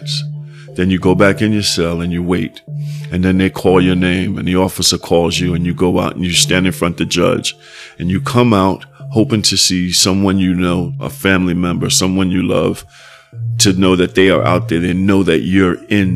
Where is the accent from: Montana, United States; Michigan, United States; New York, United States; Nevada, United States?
New York, United States; New York City; growing up in Soundview, that's how it was.